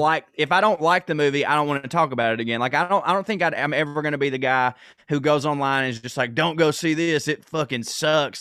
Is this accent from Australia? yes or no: no; the South, United States; we're both from the South